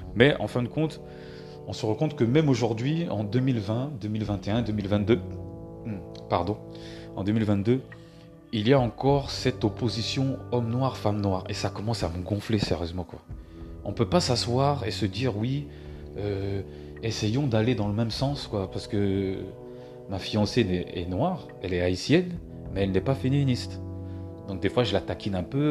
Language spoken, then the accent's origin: French; France; born or raised there; also born or lived in Cameroon